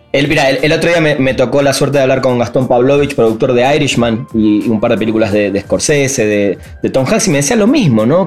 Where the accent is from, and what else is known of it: Argentina